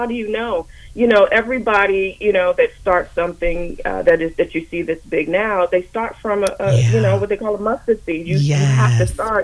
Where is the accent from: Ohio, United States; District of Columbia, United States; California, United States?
District of Columbia, United States; Washington; I grew up here in the Washington, D.C. area. My family is from Guyana, South America.